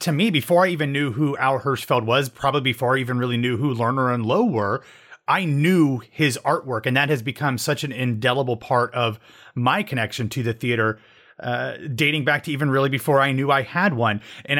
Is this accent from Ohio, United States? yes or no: yes; Ohio, United States; when I was a child growing up in Central Ohio, not too far from Central Pennsylvania